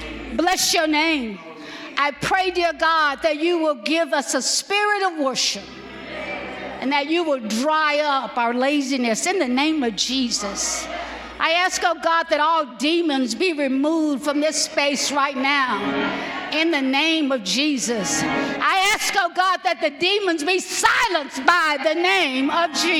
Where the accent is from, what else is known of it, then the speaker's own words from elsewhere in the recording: Alabama, United States; I'm from Alabama